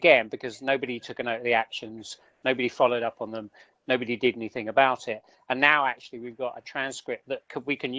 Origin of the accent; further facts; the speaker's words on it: United Kingdom; accent: southern; my southern accent